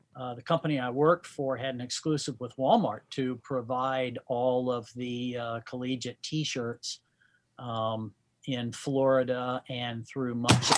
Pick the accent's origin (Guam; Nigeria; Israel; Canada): Guam; born there; when I was born on Guam, there were still 23 Japanese soldiers on the island who were not aware that the war was over.